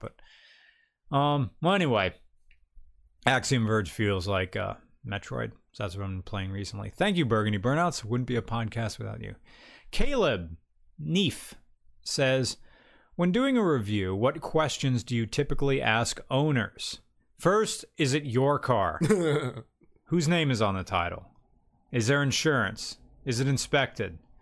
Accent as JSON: {"language": "English", "country": "United States", "said": "we're American."}